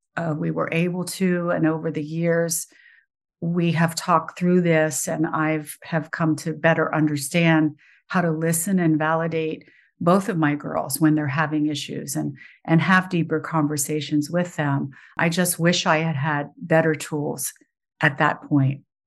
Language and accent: English; West Virginia, United States; moved away; I grew up in West Virginia.